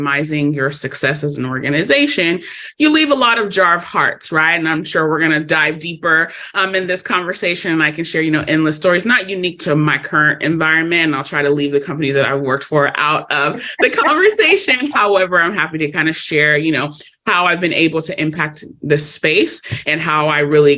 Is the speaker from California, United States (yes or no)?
yes; Los Angeles, California, United States; I am born and raised in Los Angeles, California.